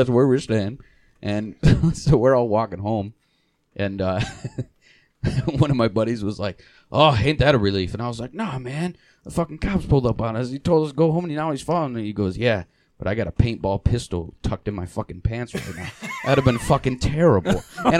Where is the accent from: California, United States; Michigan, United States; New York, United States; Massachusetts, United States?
Michigan, United States; Essexville; We all pointed at our houses in, like, at Essexville.